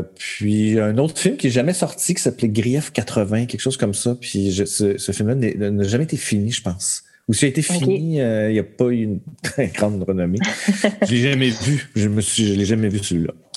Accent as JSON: {"language": "French", "town": "Montreal", "region": "Quebec", "country": "Canada", "tie": "born or raised there", "also_born_or_lived": "Verchères", "said": "Je suis né à Montréal, même si mes parents habitaient à Verchères à ce moment-là, je suis, je suis né à Montréal"}